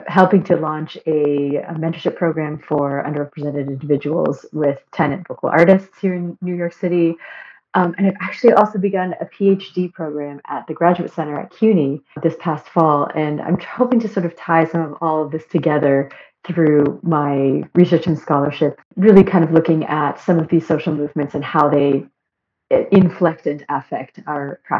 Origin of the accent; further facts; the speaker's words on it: Markham, Ontario, Canada; I was born and raised in Canada. I'm from Toronto. I first came to music actually through explorations of theater and drama in high school. I went to an arts high school in my hometown of Markham